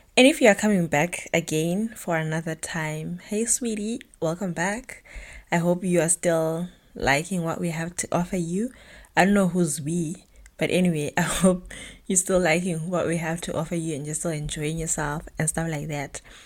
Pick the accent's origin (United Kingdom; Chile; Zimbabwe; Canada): Zimbabwe; Bulawayo; moved away as an adult; now in Germany; I was born and bred in Bulawayo, Zimbabwe